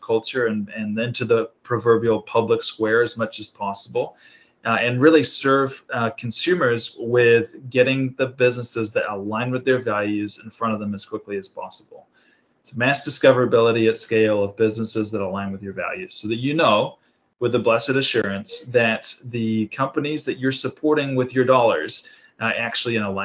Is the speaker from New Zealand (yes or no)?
yes; New Zealand; moved away as an adult; also born or lived in Sydney, Australia; now in Carlsbad, United States; I was born in Australia, Sydney, Australia, grew up in New Zealand. So I'm a Pacific Islander, and I grew up in basically just rural New Zealand